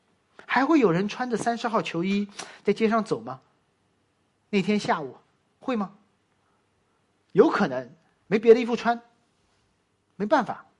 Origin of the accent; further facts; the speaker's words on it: Boston, Massachusetts, United States; 首场比赛，我的家乡球队波士顿。